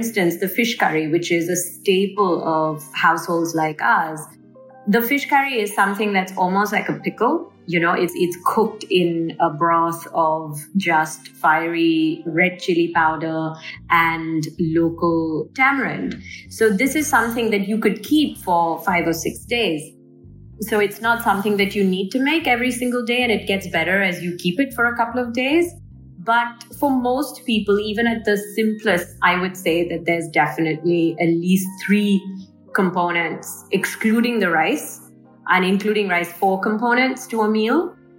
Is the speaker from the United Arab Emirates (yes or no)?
yes; Dubai, United Arab Emirates; If I looked at my own upbringing, and I grew up in Dubai with a working mother